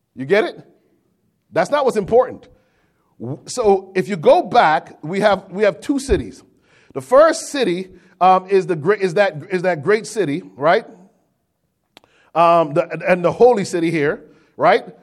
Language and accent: English; Connecticut, United States; an American, born and raised in the Constitution State, Connecticut